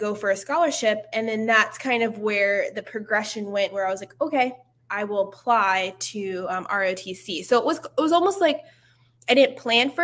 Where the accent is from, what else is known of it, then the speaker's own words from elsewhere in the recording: Stroudsburg, Pennsylvania, United States; moved away as an adult; also born or lived in Atlanta / California; I'm originally from Stroudsburg, Pennsylvania, and East Coast girl